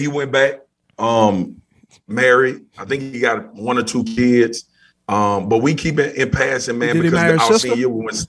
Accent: Baton Rouge, Louisiana, United States; moved away as an adult; From Baton Rouge, Louisiana, man. South Baton Rouge. Grew up, born and raised. Raised in a single parent household with my mom, but my dad was very involved.

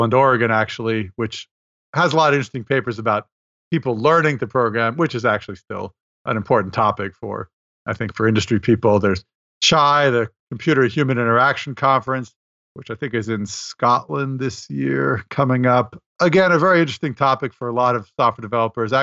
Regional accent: Montreal, Quebec, Canada; moved away; in Montreal this year, which is my hometown.

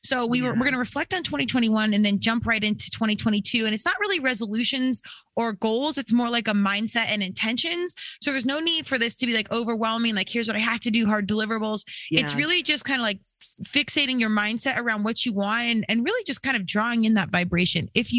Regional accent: United States; some tie in to what's going on globally and not just as an American or in my own world at the dollhouse.

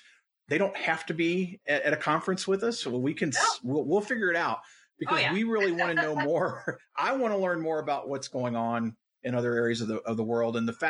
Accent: Louisville, Kentucky, United States

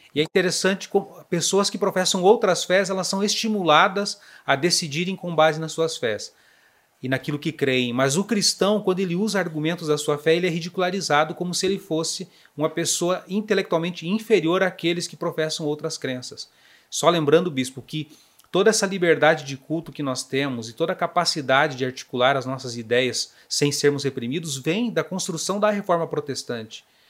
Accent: Fraiburgo, Santa Catarina, Brazil; moved away as an adult; also born or lived in Paraná / Videira / São Miguel do Oeste; Eu sou catarinense do meio-oeste, de uma cidade chamada Fraiburgo, muito fria, por sinal

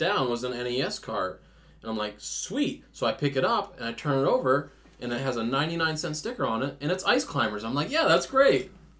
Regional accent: Maine, United States; we're from Maine

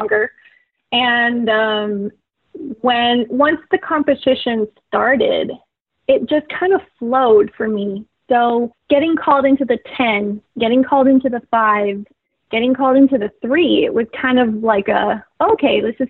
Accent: McAllen, Texas, United States; moved away as an adult; also born or lived in New Mexico; my hometown of McAllen

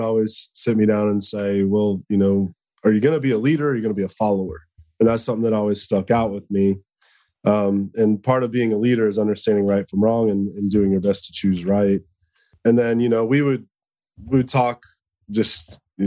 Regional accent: Dallas, Texas, United States; I was born in Dallas, Texas, but my whole family's from Iowa.

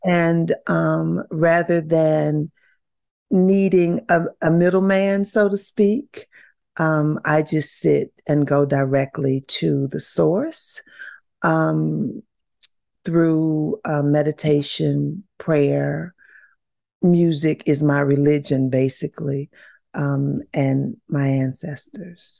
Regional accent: the South, United States; growing up in the South

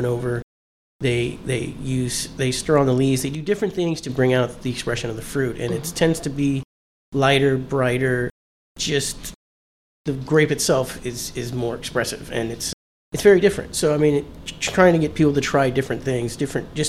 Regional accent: Los Angeles, California, United States; moved away as an adult; also born or lived in Miami, Florida; now in Florida, United States; my parents moved to California when I was 7. So I spent 20-something years in California

